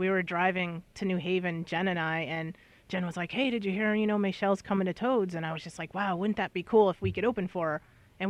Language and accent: English; Ansonia, Connecticut, United States; also born or lived in Plainville, Connecticut / Bristol, Connecticut / New Britain, Connecticut; I'm originally from Aunt Sonia.